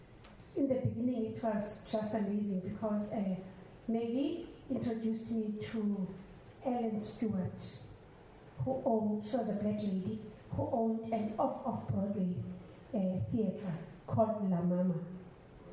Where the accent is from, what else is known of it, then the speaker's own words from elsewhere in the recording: South Africa; I'm from South Africa